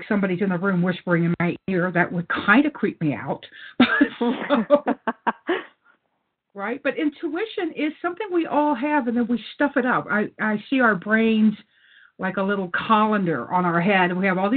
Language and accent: English; Louisiana, United States; I grew up in Louisiana